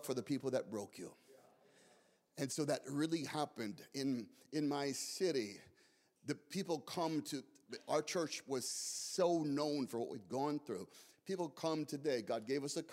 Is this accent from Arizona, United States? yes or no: yes; Scottsdale, Arizona, United States; moved away; Scottsdale was my hometown